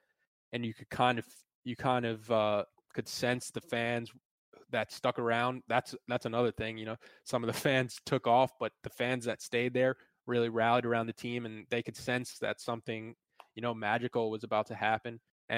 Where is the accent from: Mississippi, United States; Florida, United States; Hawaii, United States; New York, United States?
New York, United States; And I've only been here since 2012. I came from New York, so I never really got the chance to come to Carolina football games or follow the program that closely before 2012.